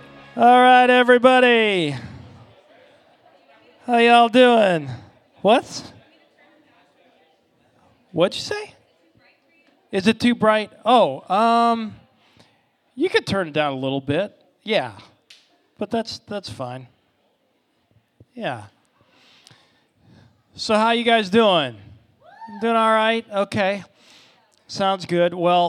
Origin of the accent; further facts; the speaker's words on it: Ohio, United States; now in Orlando, United States; We're from Ohio. I'm a hockey player. There wasn't a lot of appeal to Orlando based on a couple things and kind of my upbringing.